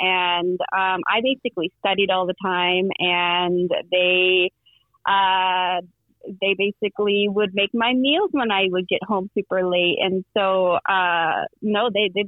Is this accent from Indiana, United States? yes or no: yes; South Bend, Indiana, United States; moved away as an adult; also born or lived in Ohio / North Carolina / Boston; I grew up in South Bend, Indiana, the Notre Dame country